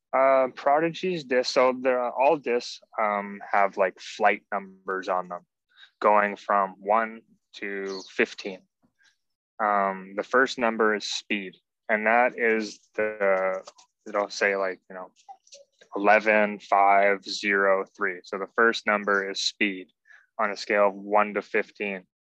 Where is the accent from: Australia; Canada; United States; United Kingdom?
Canada; we're from Canada